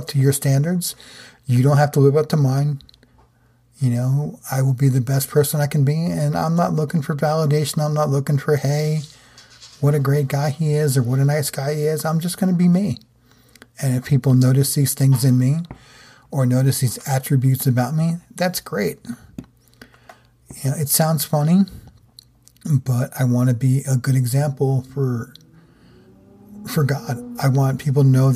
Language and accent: English; New Jersey, United States; being from where I am in New Jersey, or where I grew up in New Jersey